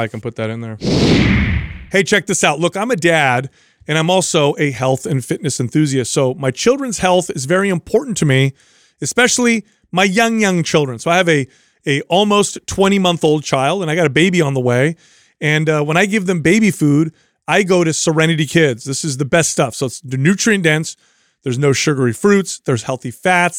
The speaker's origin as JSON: {"language": "English", "country": "United States", "said": "I am an American"}